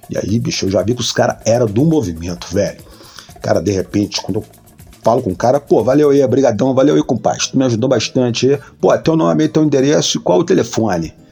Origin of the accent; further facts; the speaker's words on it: Minas Gerais, Brazil; Eu falei, não, cara, eu não sou do Rio. Eu adoro o Rio, vem sempre aqui e tal. Até gosto de falar que eu sou carioca, mas não sou. Eu sou mineiro, cara.